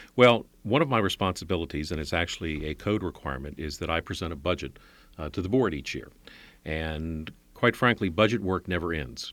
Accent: Alexandria, Virginia, United States; I grew up in Alexandria.

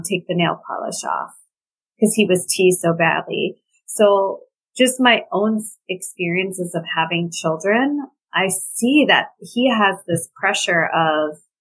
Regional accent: New York City, New York, United States; I grew up in New York City, near Greenwich Village

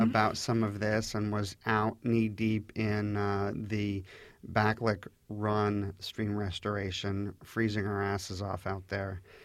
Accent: Orange Hunt area, near Huntsman Reservoir, Virginia, United States; I grew up in the Orange Hunt area, um, very close to the Huntsman Reservoir

